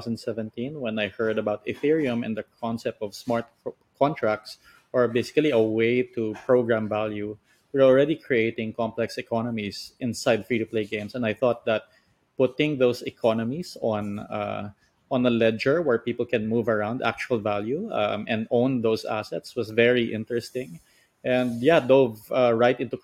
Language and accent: English; Philippines; I'm from the Philippines.